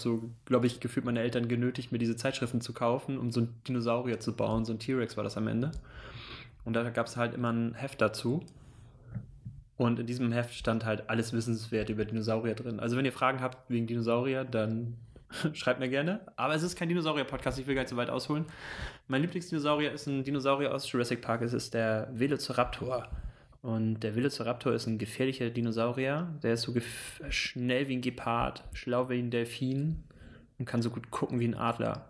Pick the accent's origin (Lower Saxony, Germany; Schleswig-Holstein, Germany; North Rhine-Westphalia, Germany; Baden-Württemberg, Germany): Schleswig-Holstein, Germany; Süderbrarup; da komme ich her, da bin ich geboren, bin aufgewachsen in Süderbrarup, das liegt zwischen Flensburg und Kiel.